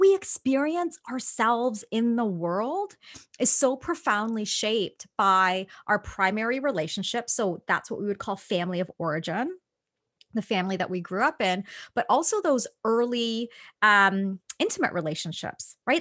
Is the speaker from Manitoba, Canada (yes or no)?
no; Toronto, Ontario, Canada; born or raised there